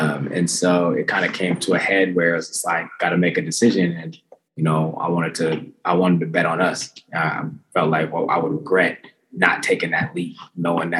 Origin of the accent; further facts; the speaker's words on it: East Coast, United States; moved away as an adult; now in Oakland, United States; grew up on the East Coast